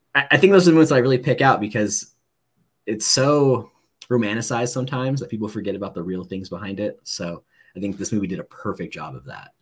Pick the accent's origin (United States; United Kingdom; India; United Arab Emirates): United States; Southern California; moved away; also born or lived in Washington; I was born in Southern California. Um, Moose's family, my family are all Angel fans, grew up not too far from Anaheim Stadium